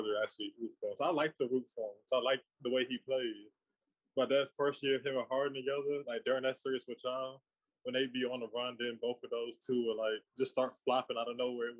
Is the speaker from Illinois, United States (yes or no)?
no; Central Virginia, United States; moved away as an adult; now in Washington, DC, United States; I'm from Central Virginia. I currently live in DC and I work in Maryland.